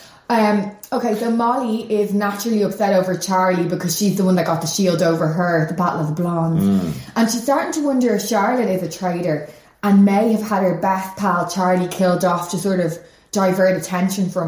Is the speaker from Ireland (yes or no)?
yes; Ireland